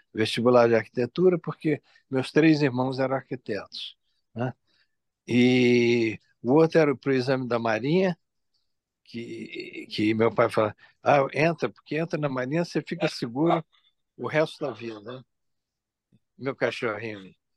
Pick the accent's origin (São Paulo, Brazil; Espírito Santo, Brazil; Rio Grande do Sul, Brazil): Espírito Santo, Brazil; sou do Espírito Santo